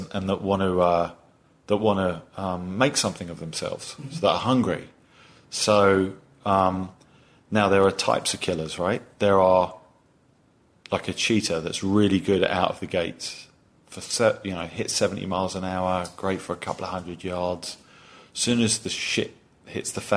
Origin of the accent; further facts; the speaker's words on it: England, United Kingdom; moved away as an adult; now in United States; you can tell from my accent, I'm not from these parts, right? So in England